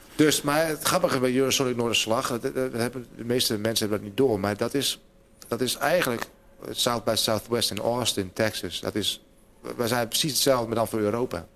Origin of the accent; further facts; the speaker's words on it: Hoogezand, Groningen, Netherlands; moved away as an adult; now in Groningen, Netherlands; toen ik in Hoge Zand woonde